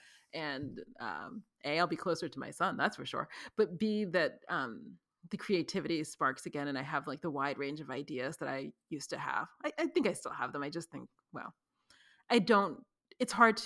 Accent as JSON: {"language": "English", "town": "New York City", "region": "New York", "country": "United States", "moved": "yes", "lives_now": "Los Angeles, United States", "said": "I'm from New York City where clearly people are packed"}